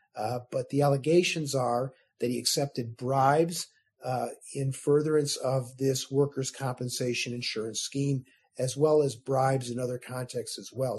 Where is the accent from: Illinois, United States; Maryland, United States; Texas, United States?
Illinois, United States; suburb on the southwest side of Chicago; now in Sacramento, United States; I was uh, raised outside of Chicago in a suburb uh, on the southwest side of Chicago